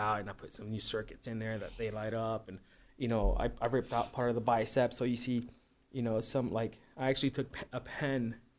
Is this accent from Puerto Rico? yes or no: yes; Puerto Rico; moved away; I'm from Puerto Rico. I was born there